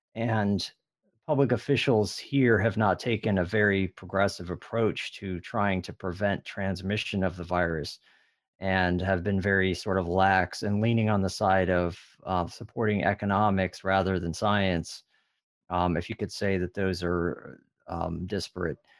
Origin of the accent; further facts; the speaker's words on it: California, United States; also born or lived in Midwest; now in Texas, United States; I'm originally from California